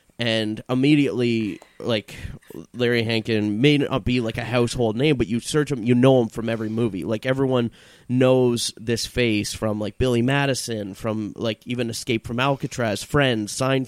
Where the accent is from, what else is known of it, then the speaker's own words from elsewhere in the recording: Vancouver, British Columbia, Canada; now in Toronto, Canada; being like a new comedian moving to a new city, I came from Vancouver, I wanted to get myself into the comedy scene